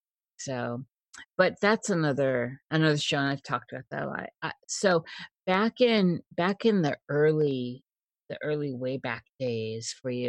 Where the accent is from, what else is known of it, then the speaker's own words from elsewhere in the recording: Midwest, United States; I'm from the Midwest too, and having family in Iowa and Minnesota and Wisconsin